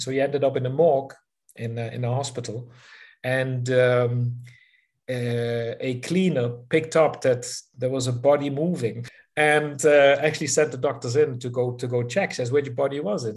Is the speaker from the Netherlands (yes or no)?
yes; southern Netherlands, Netherlands; moved away as an adult; now in South Africa; 60s, uh, the south of the Netherlands, close to the German and Belgian border